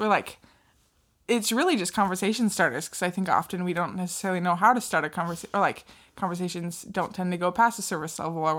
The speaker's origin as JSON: {"language": "English", "area": "the Northwest", "region": "Pacific Northwest", "country": "United States", "said": "you can tell we're from the Northwest."}